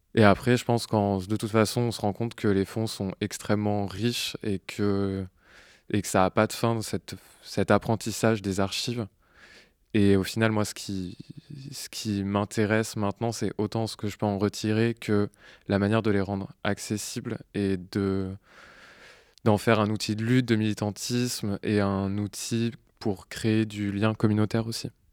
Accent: Normandy, France; now in Marseille, France; je suis arrivé à Marseille alors que je venais de Normandie, où j'étais né, j'avais grandi

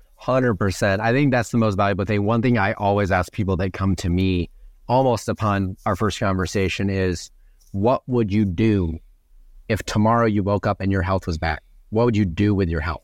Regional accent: Wisconsin, United States; moved away; I'm from Wisconsin originally.

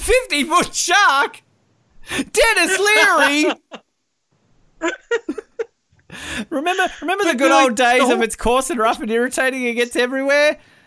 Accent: Australia; I'm Australian.

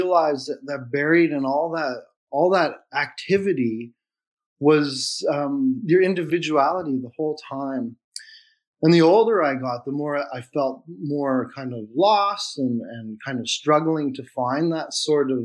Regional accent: Flin Flon, Manitoba, Canada; I was born in Flin Flon and then fostered out into a foster home.

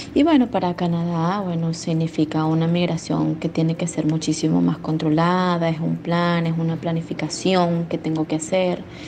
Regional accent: Venezuela; moved away as an adult; now in Argentina; después de salir de Venezuela, después de tener que dejar mi país

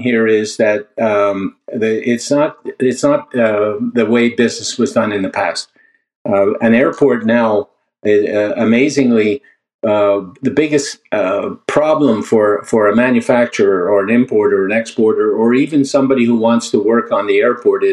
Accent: Canada; I am a Canadian

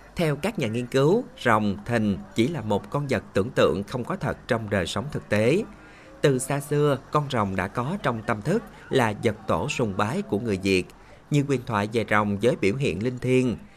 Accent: Bến Tre, Vietnam; cái nét đặc biệt riêng của Bến Tre mình

